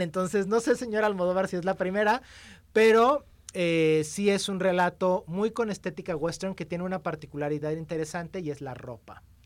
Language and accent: Spanish; Mexico; somos los mexicanos